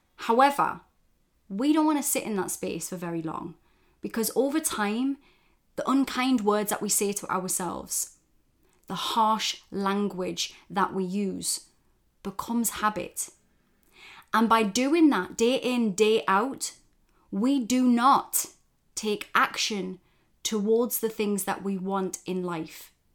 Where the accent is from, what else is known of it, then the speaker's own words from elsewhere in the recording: Geordie, North East England, United Kingdom; accent: Geordie; my fellow Geordies for those outside of the U K. That's somebody from the northeast of England. And we have our own dialect